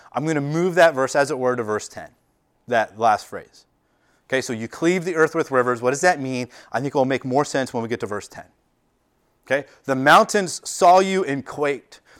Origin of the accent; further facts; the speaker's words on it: United States; we as American culture, we as a American church